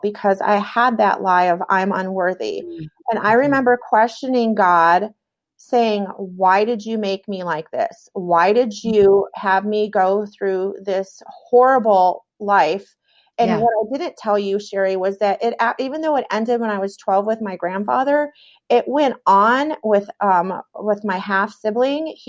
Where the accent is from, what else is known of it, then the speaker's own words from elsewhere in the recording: New York, United States; also born or lived in Michigan; I was born in Michigan. We lived in New York at the time.